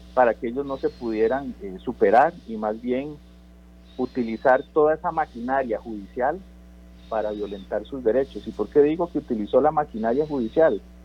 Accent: Costa Rica; como costarricenses

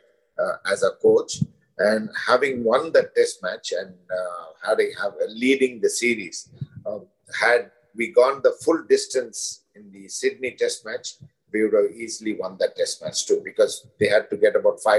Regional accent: India; as an Indian, and more so as an Indian coach

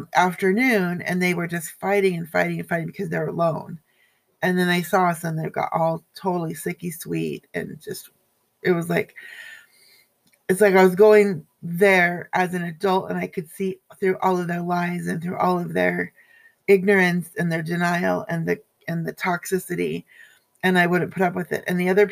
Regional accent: Everett, Washington, United States; moved away; I was back in my hometown of Everett, Washington, which I'll never go back to ever, ever again

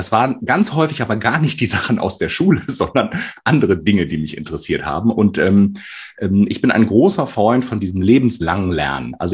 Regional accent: Northern Germany, Germany; Norddeutscher. Karneval

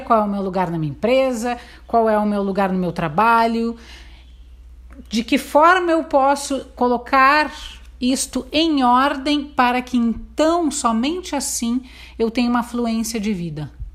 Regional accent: Porto Alegre, Rio Grande do Sul, Brazil; moved away as an adult; now in Santo Antônio da Patrulha, Brazil; Nasci na cidade de Porto Alegre

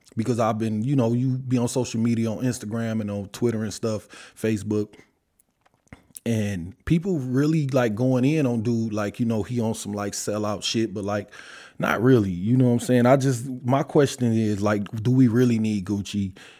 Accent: Detroit, Michigan, United States; I'm from Detroit

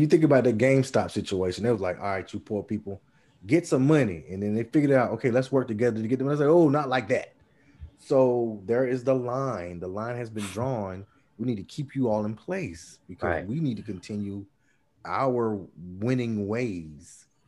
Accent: Red Springs, North Carolina, United States; I'm from Red Springs.

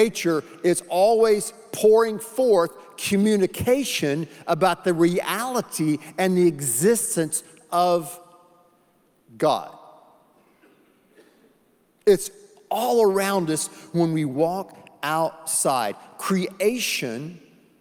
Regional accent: North Carolina, United States; When I was a little boy, we grew up in North Carolina in the Smoky Mountains.

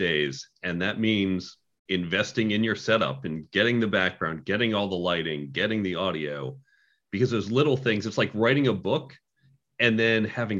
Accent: United States; also born or lived in Boston; We grew up outside of New York and Chicago, so mostly suburban environments

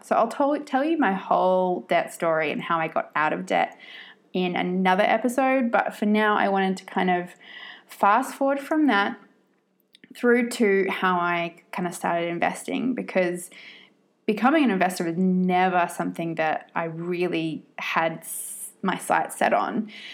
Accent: Australia; also born or lived in Sydney, Australia; I am born and bred Australian, but I have lived all around the world in different places for periods of time.

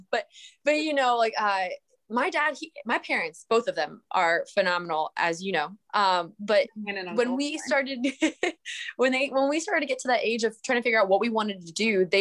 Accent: Wilkes-Barre, Pennsylvania, United States; moved away as an adult; also born or lived in Conway, South Carolina; I'm from Wilkes-Barre, Pennsylvania, northeastern corner, just north of the Pocono Mountains. Grew up here, lived here till about 18, and then moved away for college

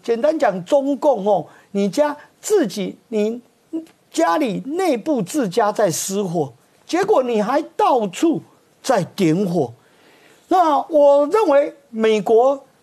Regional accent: Taiwan; 我们台湾人

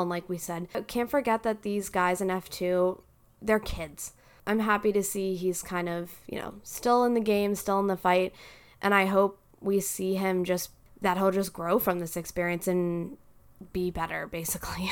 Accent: United States; as American fans

